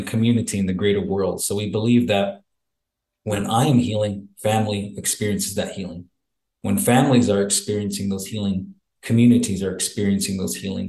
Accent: Arizona, United States; I'm originally from the Salt River Pima Maricopa community. It's a small reservation right outside of the city of Scottsdale in Arizona

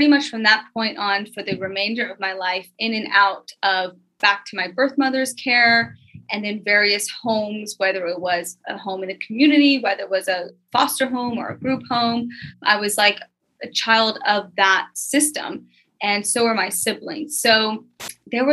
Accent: Memphis, Tennessee, United States; I was born and raised in Memphis, Tennessee

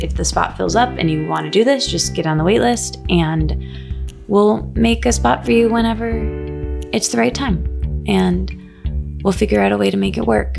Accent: Michigan, United States; I'm from Michigan.

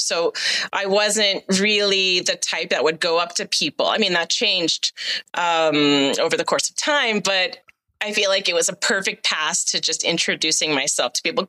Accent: Boston, Massachusetts, United States; Well, I am from Boston, but actually the Boston accent is only for certain parts of Massachusetts.

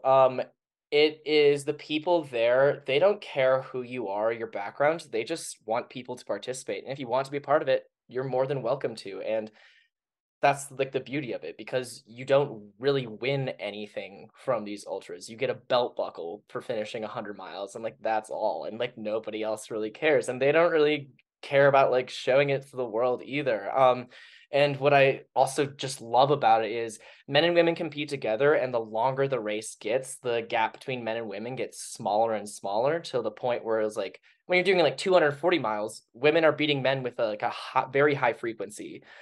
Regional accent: Minnesota, United States; moved away as an adult; also born or lived in Colorado; now in Denver, United States; Growing up in Minnesota, we had that Minnesota nice kind of thing.

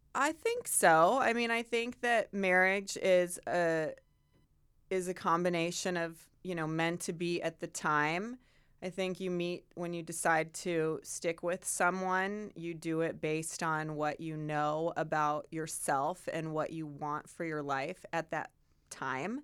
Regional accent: Chicago, Illinois, United States; moved away as an adult; also born or lived in Santa Barbara, California / Northern California / New York; now in California, United States; I grew up in the Midwest

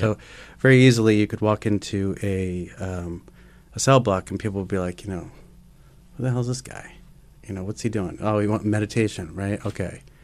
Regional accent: New York City, New York, United States; growing up in Manhattan, uh, in the time that I did, in the early eighties

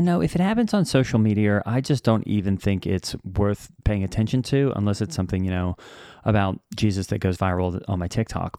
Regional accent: Australia; I'm from Australia

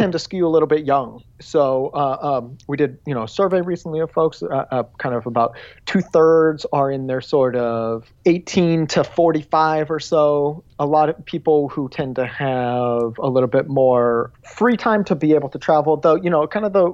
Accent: Dayton, Ohio, United States; moved away; where I grew up in Dayton

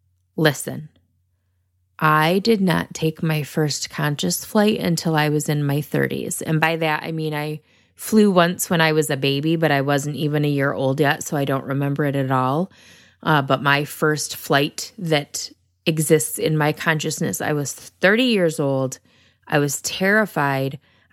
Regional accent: Northern United States, United States; accent: northern; I definitely say it with my northern accent.

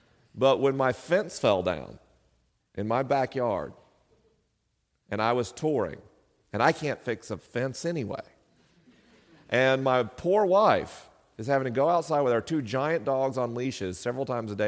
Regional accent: the South, United States; accent: southern; I spent 12 years trying to erase my southern accent as a kid. And all of us southerners who are leaving the South in droves for the coasts

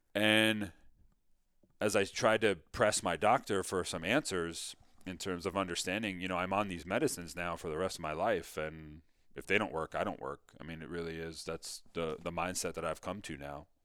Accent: Mamaroneck, New York, United States; I grew up in Mamaroneck, New York, which is just outside New York City.

